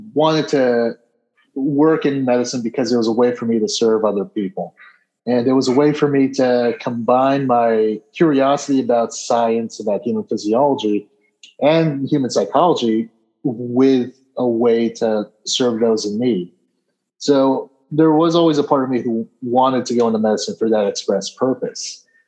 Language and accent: English; Peoria, Arizona, United States; also born or lived in New Jersey; I was originally born in New Jersey, but I moved out to Arizona, specifically Peoria, Arizona. I think when I was two years old, and I've been in the state ever since. So grew up in Peoria